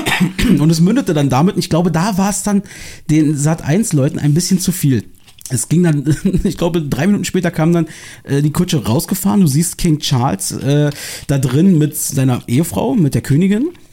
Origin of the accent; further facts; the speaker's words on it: Berlin, Germany; meiner Heimat äh, wieder optisch auch ein bisschen treuer, wo ich herkomme hier. Aus dem Osten von Berlin